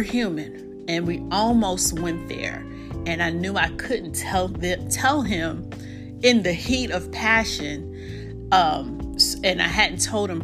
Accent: New York, United States; moved away; also born or lived in South Carolina / North Carolina; I'm from New York as well

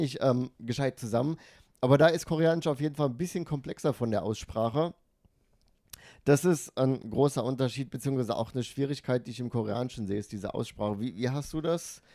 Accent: Frankfurt, Hesse, Germany; moved away as an adult; now in Tokyo, Japan; Frankfurt, also meine Heimatstadt Frankfurt

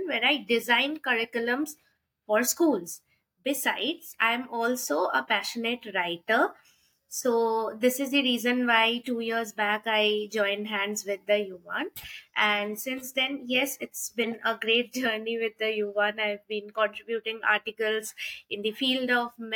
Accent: India; now in Delhi, India; from India. Currently, I'm residing in Delhi. I have just shifted here

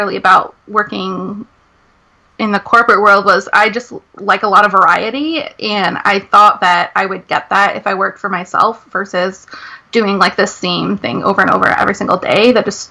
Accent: Rhode Island, United States; I'm from Rhode Island

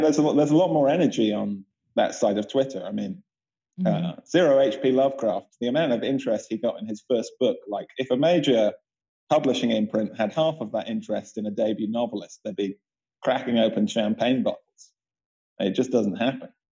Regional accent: Bath, South West England, United Kingdom; Bath, where I grew up in England

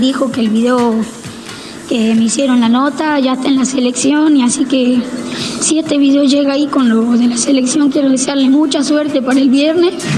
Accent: Embarcación, Salta, Argentina; Mi pueblo se llama Embarcación.

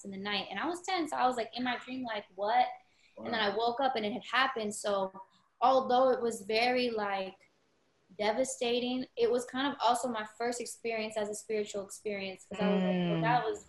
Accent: Florida, United States; growing up in Florida

